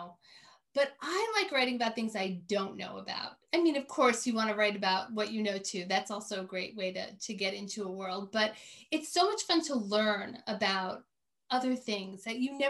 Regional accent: New York City, New York, United States; also born or lived in Maine; now in upstate New York, United States; I grew up in New York City

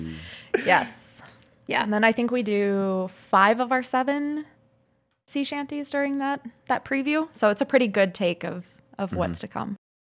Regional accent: St. Peter, Minnesota, United States; also born or lived in Duluth, Minnesota; I'm originally from St. Peter. I went to college up in Duluth and I moved

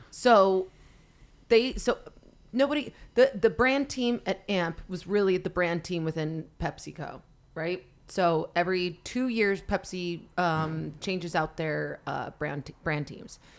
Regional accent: Salt Lake City, Utah, United States; moved away as an adult; also born or lived in Los Angeles / Venice Beach; now in Salt Lake City, United States; I grew, born and raised in Salt Lake City

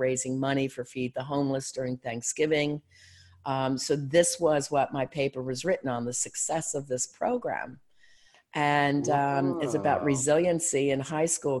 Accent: Philadelphia, Pennsylvania, United States; moved away as an adult; now in Erie, United States; I'm from Philly

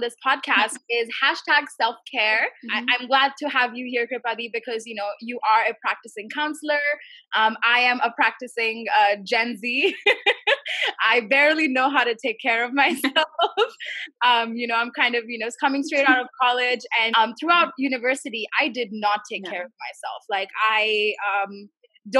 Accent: India; I'm from India

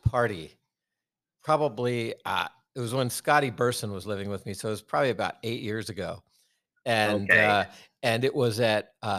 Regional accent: Virginia, United States; I'm from Virginia.

